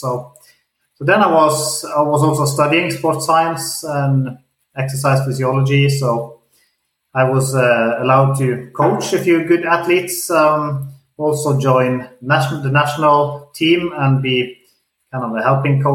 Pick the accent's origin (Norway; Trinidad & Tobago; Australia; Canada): Norway; I grew up in Norway as a cross-country skier